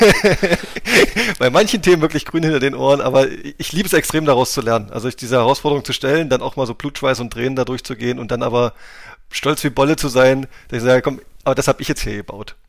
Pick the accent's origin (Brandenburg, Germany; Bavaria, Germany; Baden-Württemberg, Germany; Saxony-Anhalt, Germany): Saxony-Anhalt, Germany; Wittenberg; also born or lived in Magdeburg; geboren in der Lutherstadt Wittenberg, wunderschön, mit unendlich Historie äh, und auch da in der Nähe aufgewachsen